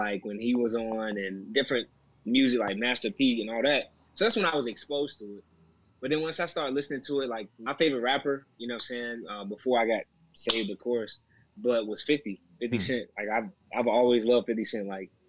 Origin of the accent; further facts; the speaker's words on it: North Carolina, United States; also born or lived in Florida; Yeah, so I was born in North Carolina. I was raised there with my mom and my grandma. Pretty much from first grade up until like eighth grade.